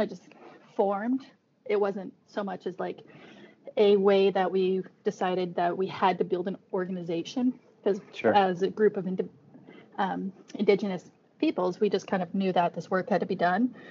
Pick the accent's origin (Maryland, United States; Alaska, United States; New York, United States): Alaska, United States; we're all from Alaska, so indigenous of different Arctic communities